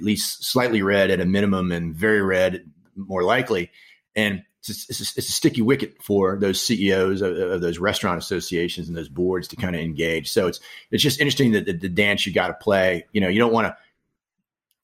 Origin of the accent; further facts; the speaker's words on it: Maryland, United States; My home state of Maryland, crab cakes and football